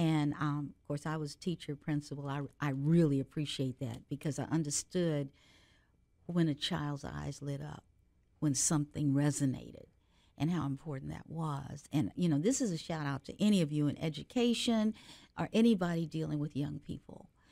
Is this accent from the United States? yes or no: yes; Cincinnati, Ohio, United States; I grew up in Cincinnati, Ohio